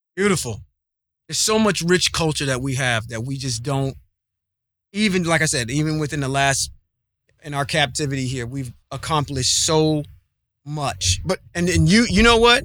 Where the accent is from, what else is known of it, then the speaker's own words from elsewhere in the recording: Ohio, United States; I'm from the Midwest, uh, the Ohio area